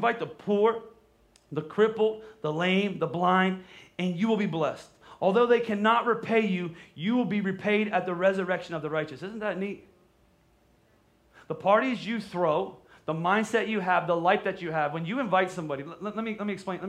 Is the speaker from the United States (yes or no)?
yes; Pennsylvania, United States; we're from Pennsylvania